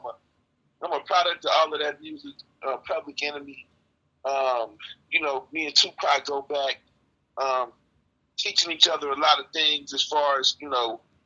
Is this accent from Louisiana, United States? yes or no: no; Bay Area, California, United States; also born or lived in Texas; I was born in Texas and I was raised in the Bay Area.